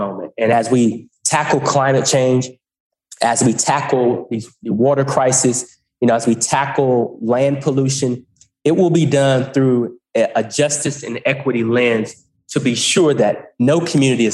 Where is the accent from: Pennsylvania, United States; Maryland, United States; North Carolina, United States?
North Carolina, United States; Goldsboro; moved away as an adult; also born or lived in Greensboro, North Carolina; I'm just a regular guy from Goldsboro, North Carolina. I grew up in Eastern North Carolina